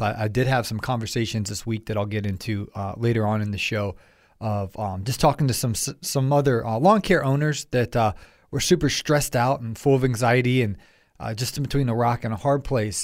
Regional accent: Ohio, United States; I'm from Ohio

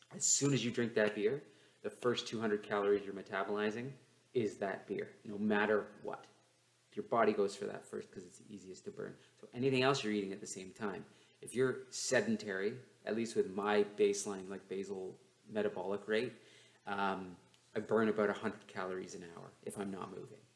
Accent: London, Ontario, Canada; my hometown of London, Ontario

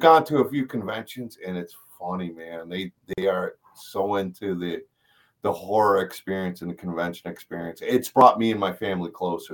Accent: East Coast, United States; now in Missouri, United States; I grew up on the East Coast.

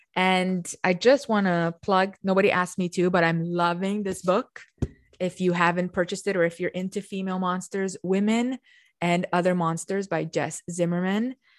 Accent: Romania; moved away; I come from Romania and I have a historical knowledge, which they taught us very young, of the kings of Romania

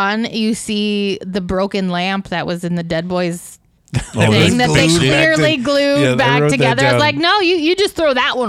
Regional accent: United States; That's purely because I'm American

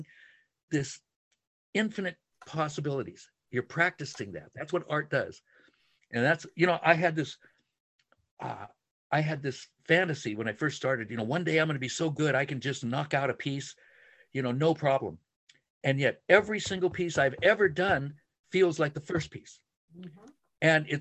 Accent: San Francisco, Santa Monica, Laguna, California, United States; I was born in San Francisco and then Santa Monica and then, you know, Laguna for 50 some years now

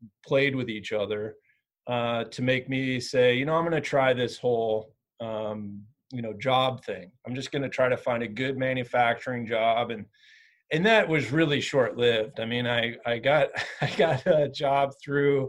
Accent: Southern Michigan, United States; moved away as an adult; also born or lived in Lake Tahoe, California / Bozeman, Montana; I grew up in Southern Michigan

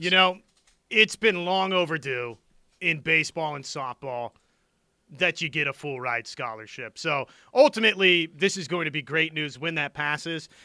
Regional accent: Wichita, Kansas, United States; I'm from Wichita, Kansas

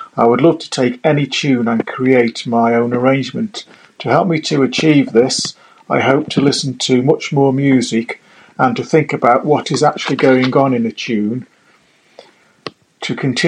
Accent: Isle of Wight, South East England, United Kingdom; from the Isle of Wight, just off the south coast of England

